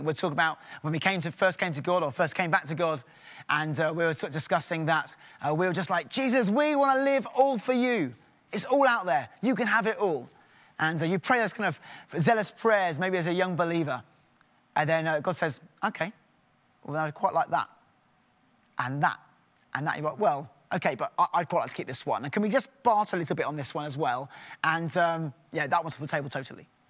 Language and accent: English; England, United Kingdom; in my home, we're very English